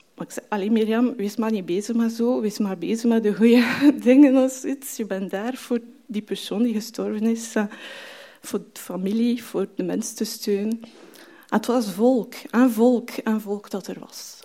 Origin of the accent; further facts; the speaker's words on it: France; Dutch is a second language; moved away as an adult; also born or lived in Marseille, France; now in Belgium; ik van Frankrijk kom, dus ik ben daar geboren mijn studies daar ook gedaan